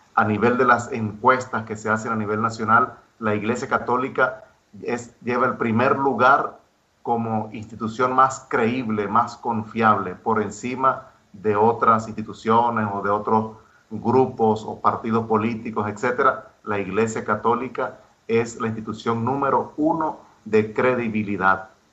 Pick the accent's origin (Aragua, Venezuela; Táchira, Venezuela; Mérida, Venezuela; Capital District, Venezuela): Mérida, Venezuela; moved away as an adult; now in Cullera, Spain; soy de Mérida, Venezuela